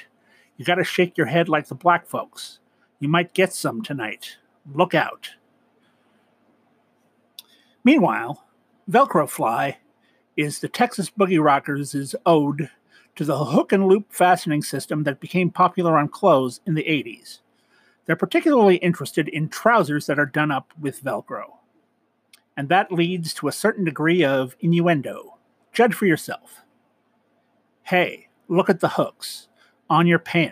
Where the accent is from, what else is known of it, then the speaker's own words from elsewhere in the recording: Canada; I'm Canadian